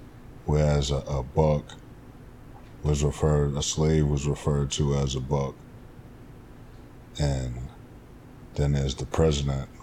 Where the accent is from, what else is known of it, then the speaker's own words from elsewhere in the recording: New York City, New York, United States; also born or lived in Wilmington, North Carolina; I grew up in Jamaica, Queens, New York. South Side, as we like to call it